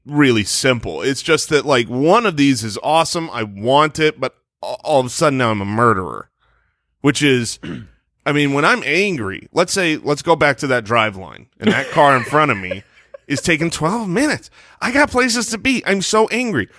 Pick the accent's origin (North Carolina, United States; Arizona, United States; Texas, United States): Arizona, United States; we were in Arizona